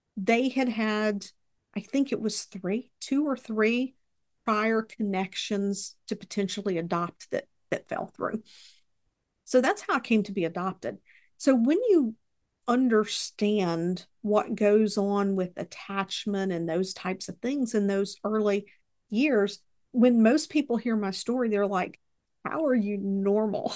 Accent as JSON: {"language": "English", "region": "Mississippi", "country": "United States", "tie": "born or raised there", "also_born_or_lived": "Texas", "said": "I was born in Texas, they ended up here in Mississippi"}